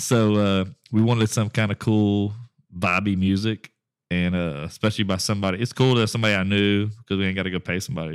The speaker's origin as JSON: {"language": "English", "town": "Westlake", "region": "Louisiana", "country": "United States", "tie": "born or raised there", "said": "my hometown of Westlake, Louisiana"}